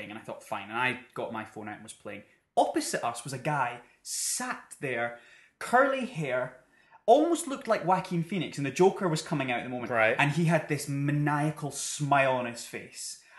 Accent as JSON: {"language": "English", "country": "United Kingdom", "said": "Well, we're British."}